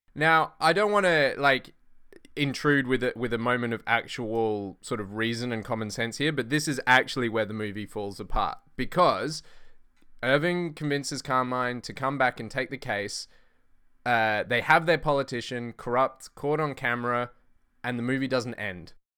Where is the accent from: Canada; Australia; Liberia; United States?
Australia; I'm Australian